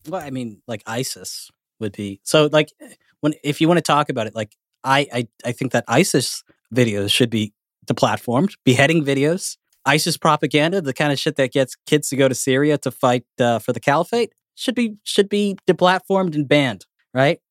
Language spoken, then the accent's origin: English; Canada; I'm Canadian